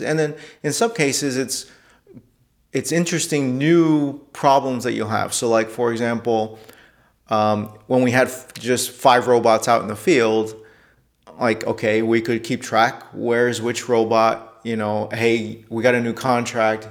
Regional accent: New York City, New York, United States; also born or lived in Detroit; I was born in New York City

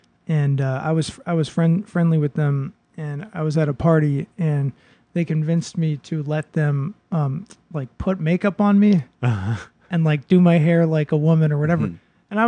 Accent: Boston, Massachusetts, United States; I grew up in a very, I grew up basically in the Park Slope of Boston, like the most, actually I grew up in a very Dominican neighborhood

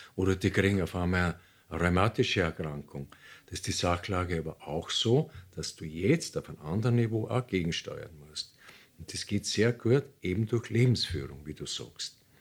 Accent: Austria; bei uns in Österreich

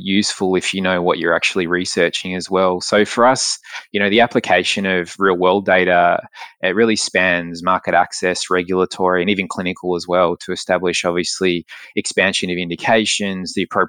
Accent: Australia; moved away as an adult; also born or lived in London; I grew up in Australia

